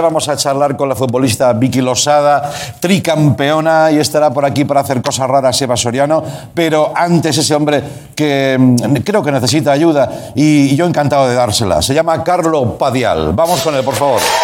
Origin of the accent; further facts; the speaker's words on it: Reus, Catalonia, Spain; Reus, por cierto, mi, ciudad